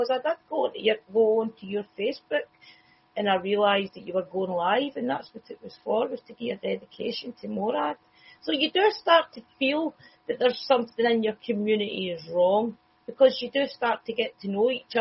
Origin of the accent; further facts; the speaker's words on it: Scotland, United Kingdom; I'm Scottish